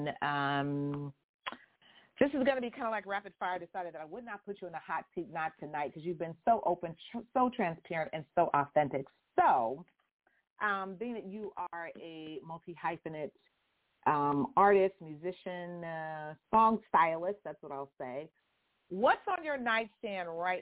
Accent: Houston, Texas, United States; moved away; I was born in Houston, Texas, where the folks are just so sweet

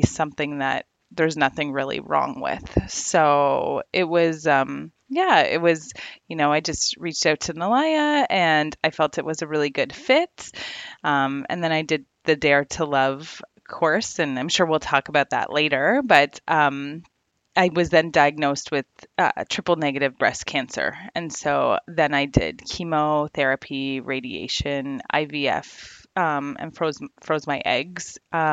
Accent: Ontario, Canada; I'm from Ontario, Canada. I'm in education over here

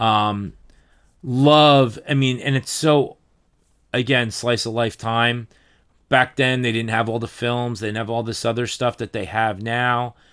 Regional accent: New Jersey, United States

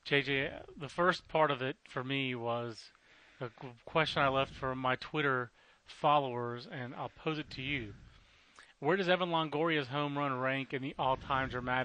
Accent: Fayetteville, North Carolina, United States; I grew up in Fayetteville, North Carolina

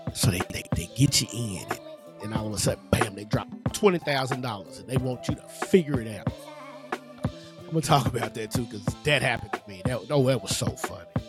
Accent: Louisville, Kentucky, United States; in my neighborhood, where I grew up at, in the surrounding area, you know, there's a part of there's a part of the city that I live in. I'm from Louisville

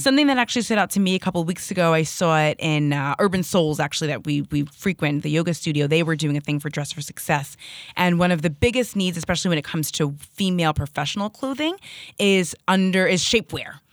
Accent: Hazlet, New Jersey, United States; moved away as an adult; now in Hoboken, United States; we're from Hazlitt, New Jersey, so not too, too far away.

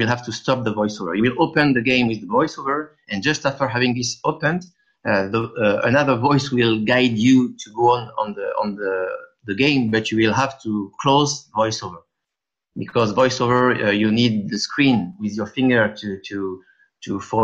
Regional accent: France; accent: French; English is a second language; with my French accent

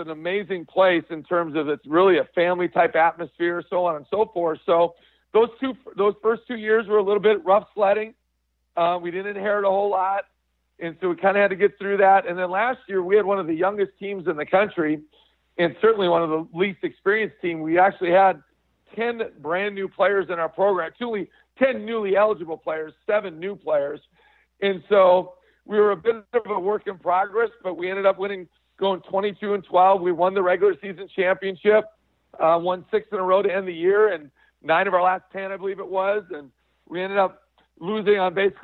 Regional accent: Midwest, United States; moved away as an adult; also born or lived in Colorado / Nebraska; now in South Dakota, United States; I'm originally from the Midwest

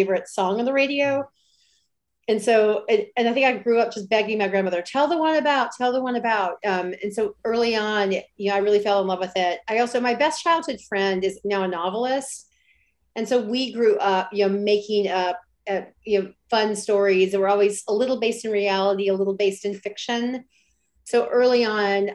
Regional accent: Alabama, United States; now in Brooklyn, United States; I grew up in a really small town in Alabama

